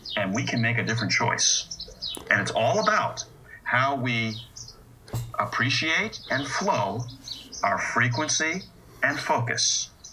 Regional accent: United States; I'm an American and was born with these ideals

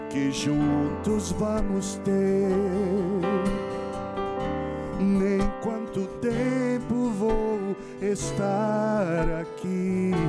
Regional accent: Bahia, Brazil; born there; eu nasci na Bahia, né?

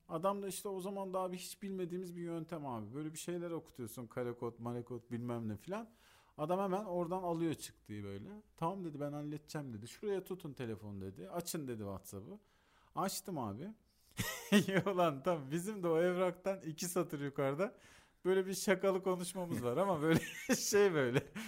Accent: Antalya, Turkey; çocukluğum Antalya'da geçtiği için Antalya'yı da çok iyi bildiğim için

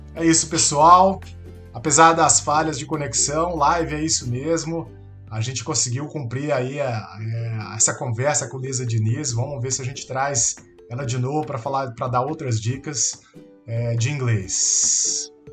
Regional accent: Brazil; accent: Brazilian; o meu inglês tem o sotaque brasileiro do português do Brasil

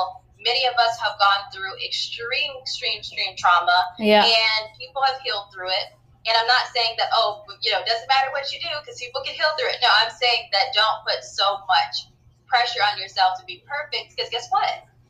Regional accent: Saudi Arabia; it's about my third culture experience on growing up in Saudi Arabia. So I just talk about third culture and my experiences as a black woman there.

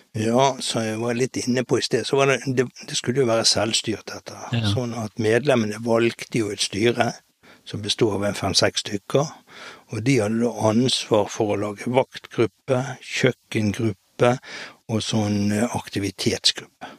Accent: Bergen, Vestland, Norway; Opprinnelig så er jeg født og oppvokst på Hop

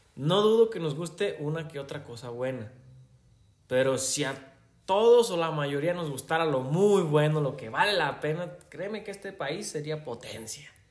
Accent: Mexico; Yo también soy mexicano.

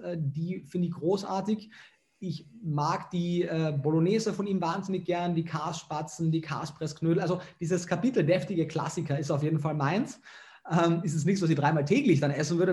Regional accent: Klagenfurt, Carinthia, Austria; moved away; also born or lived in Germany / Vienna; bin aus Kärnten, aus Klagenfurt

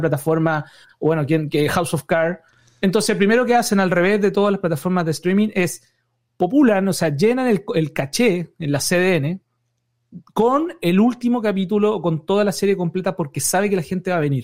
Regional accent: Chile; now in United States; yo soy chileno

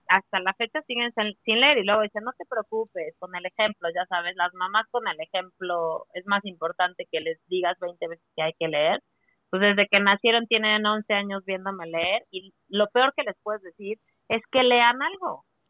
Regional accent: Puebla, Mexico; Yo soy de Puebla

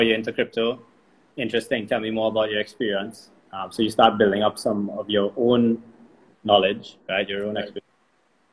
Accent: Trinidad & Tobago; I'm from Trinidad

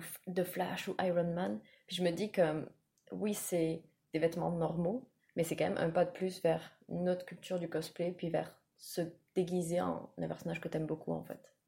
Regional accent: France; moved away as an adult; now in Quebec, Canada; je suis française, je vis au Québec depuis quatre ans maintenant

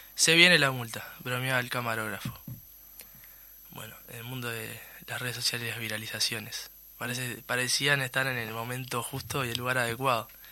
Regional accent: Uruguay; los uruguayos y las uruguayas somos

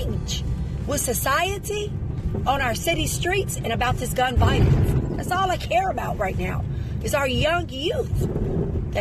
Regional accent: Chicago, Illinois, United States; I'm from Chicago, born and raised, 47 years strong.

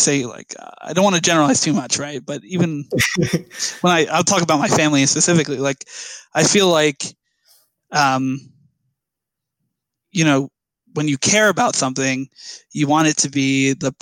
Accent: New Jersey, United States; I grew up here. I was born here. You know, I love my home state of New Jersey

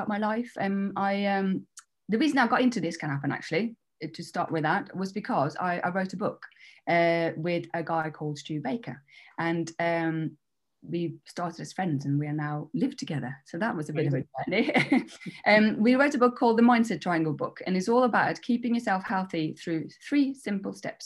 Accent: Norway; moved away as an adult; also born or lived in Denmark; now in England; I'm half Danish, half Norwegian, which is, so I was brought up in Norway

